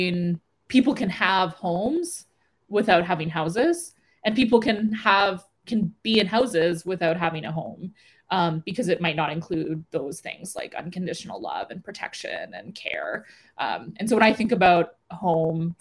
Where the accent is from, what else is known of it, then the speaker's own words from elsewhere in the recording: Yellowknife, Northwest Territories, Canada; moved away; where I grew up, where I was born and raised in Yellowknife. Yellowknife will always be home to me, even if I don't live there full time.